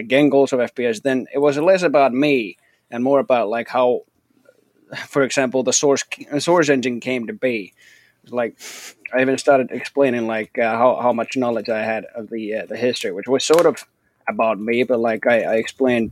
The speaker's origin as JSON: {"language": "English", "country": "Finland", "said": "I'm from Texas, Finland."}